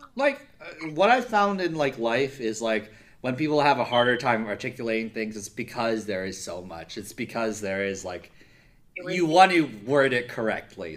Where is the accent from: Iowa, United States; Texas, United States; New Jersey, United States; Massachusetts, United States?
New Jersey, United States; also born or lived in Midwest; I'm from New Jersey.